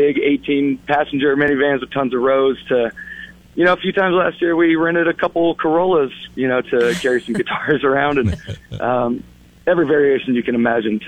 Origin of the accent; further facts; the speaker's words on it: Yuba City, California, United States; in Yuba City, my hometown